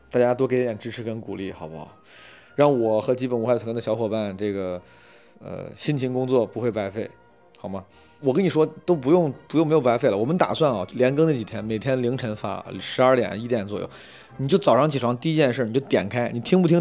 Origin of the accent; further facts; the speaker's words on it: Henan, China; accent: Henan dialect; 我跟我爸就只用方言交流，只用河南话交流